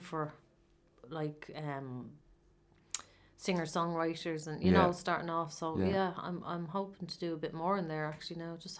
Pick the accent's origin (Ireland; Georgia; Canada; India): Ireland; that's what we do as Irish people, isn't it?